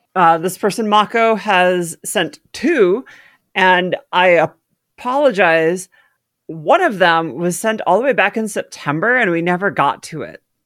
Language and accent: English; Midwest, United States; I grew up in the Midwest